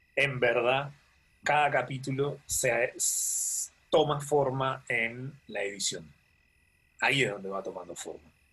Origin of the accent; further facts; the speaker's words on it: Panama; yo siempre me quejo de los panameños, creo que todos hacemos lo mismo